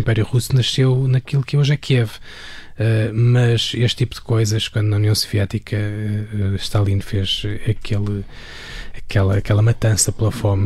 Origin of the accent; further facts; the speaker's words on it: Alverca do Ribatejo, Lisbon, Portugal; em Alverca, onde, onde eu cresci